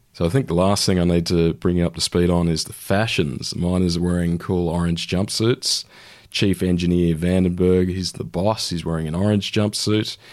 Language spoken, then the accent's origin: English; New South Wales, Australia; my home state of New South Wales